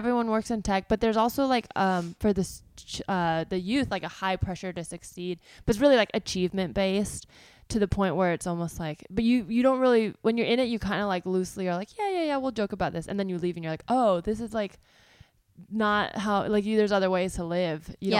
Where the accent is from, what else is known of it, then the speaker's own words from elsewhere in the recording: South Bay, California, United States; moved away as an adult; also born or lived in New York / Los Angeles; I'm from the South Bay.